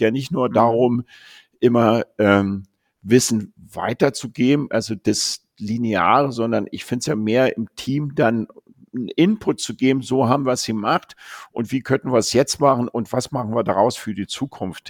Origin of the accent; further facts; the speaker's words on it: Berlin, Germany; also born or lived in Japan; ich bin Berliner